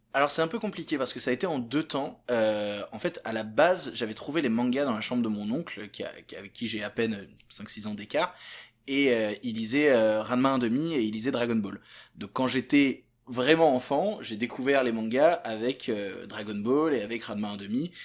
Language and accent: French; Vienne, Auvergne-Rhône-Alpes, France; j'ai grandi juste à côté de Lyon, dans une petite ville qui s'appelle Vienne